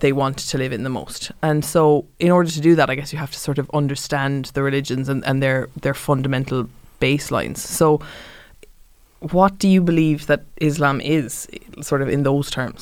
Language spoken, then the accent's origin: English; Cork, Munster, Ireland; I was raised in Cork